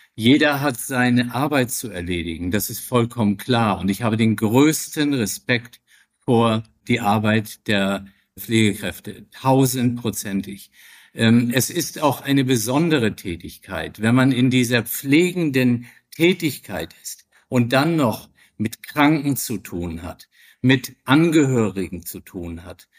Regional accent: Flensburg, Schleswig-Holstein, Germany; ich bin 64 Jahre alt, in Flensburg geboren, Mutter Dänen, Vater Norddeutscher, Hamburger

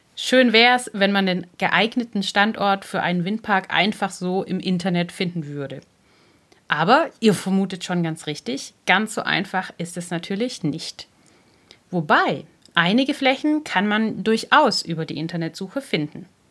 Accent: Germany; Bei uns in Deutschland

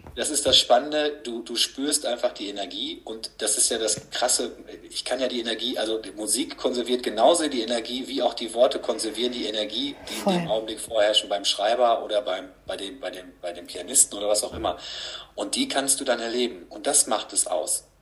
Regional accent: Gütersloh, North Rhine-Westphalia, Germany; now in Paderborn, Germany; ich wohne jetzt seit 20 Jahren hier, man könnte sagen, ich, ich, ich komme eigentlich aus Gütersloh

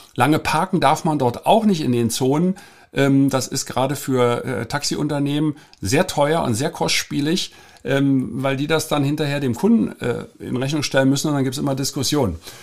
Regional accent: Germany; als Deutscher

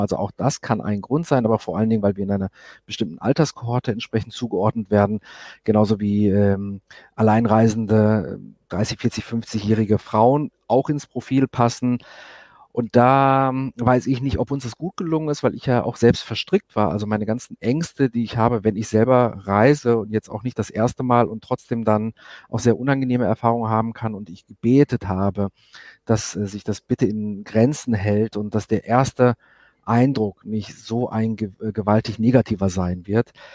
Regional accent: Germany; moved away as an adult; now in Israel; ich komme aus Deutschland, kenne es nicht anders

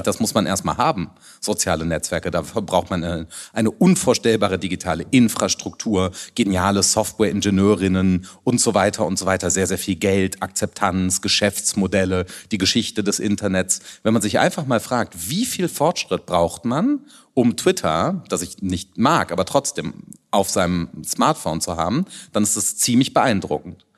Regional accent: Rhineland, Germany; also born or lived in Hamburg; ich bin Rheinländer

